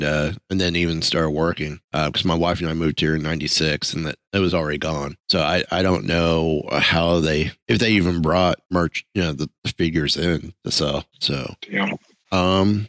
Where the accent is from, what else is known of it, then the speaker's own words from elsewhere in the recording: Kentucky, United States; born there; I was originally born in Kentucky, but by the time I graduated high school, I had 13 different street addresses across four states.